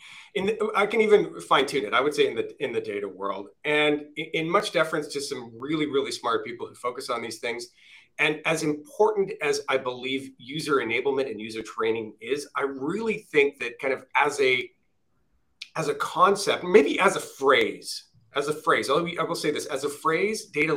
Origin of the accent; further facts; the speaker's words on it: Canada; I'm Canadian.